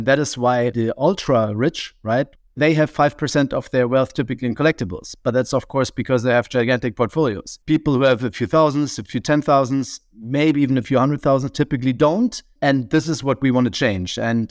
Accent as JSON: {"language": "English", "region": "Berlin", "country": "Germany", "tie": "born or raised there", "said": "So I consider myself a bit more of a city boy because I grew up in Berlin"}